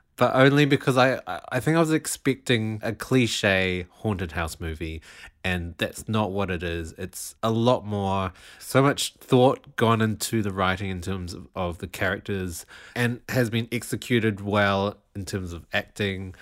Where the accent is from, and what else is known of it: New Zealand